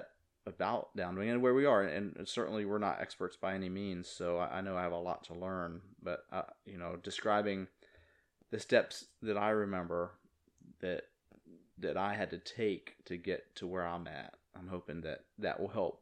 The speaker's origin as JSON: {"language": "English", "region": "Virginia", "country": "United States", "tie": "born or raised there", "also_born_or_lived": "New Jersey", "moved": "as an adult", "lives_now": "Jupiter, United States", "said": "I grew up in Virginia, you know, not near the beach at all until I was 18, and then moved up to New Jersey"}